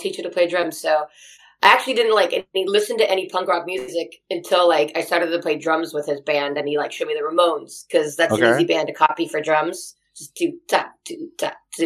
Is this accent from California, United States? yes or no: yes; Anaheim, California, United States; also born or lived in Hollywood, California; I was born in Anaheim and I just moved around Southern California. That's kind of all I've lived